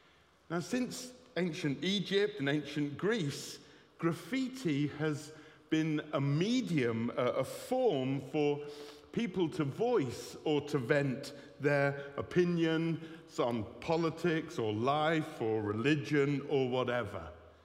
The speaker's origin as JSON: {"language": "English", "town": "Bristol", "region": "South West England", "country": "United Kingdom", "said": "Well, I come from Bristol. I know I don't sound like it much, my old babby."}